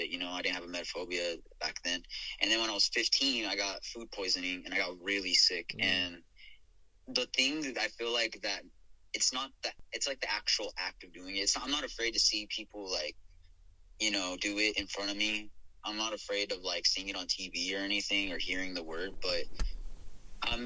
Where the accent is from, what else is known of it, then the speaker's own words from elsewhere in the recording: Albuquerque, New Mexico, United States; now in Houston, United States; growing up there